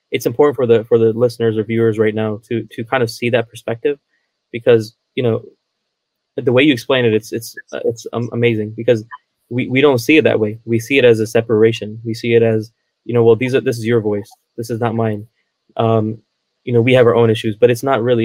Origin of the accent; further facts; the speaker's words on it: United States; I'm from Maryland, Virginia area